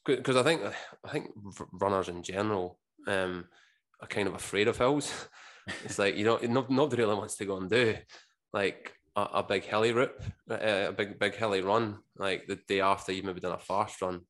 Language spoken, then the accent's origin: English; Scotland, United Kingdom; moved away as an adult; now in Australia; growing up in Scotland, it was pretty much the, the working man's sport